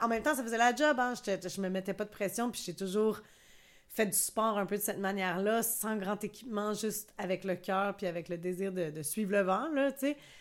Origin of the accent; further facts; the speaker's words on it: Quebec, Canada; je suis québécoise